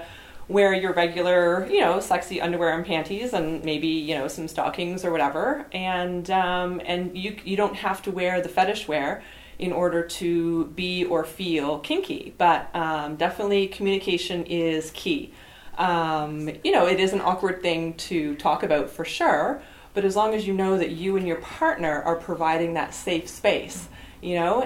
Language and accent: English; Ottawa, Ontario, Canada; I'm from Barhaven.